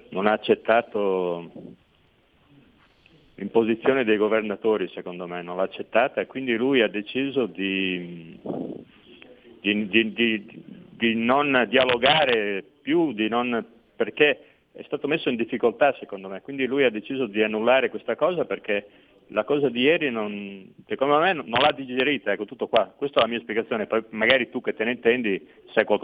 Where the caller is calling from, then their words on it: Veneto, Italy; da Veneto